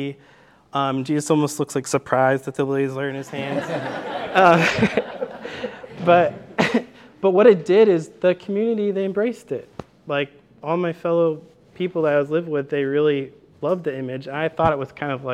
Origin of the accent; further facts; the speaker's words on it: near Chicago, Illinois, United States; also born or lived in Greenville, Illinois; I grew up in Chicago, near Chicago. I'm a PK. My dad's a Baptist preacher. And yeah, grew up in Illinois